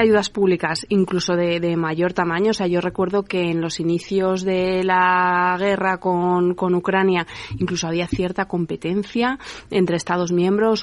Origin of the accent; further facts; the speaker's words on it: Spain; industrializar nuestro país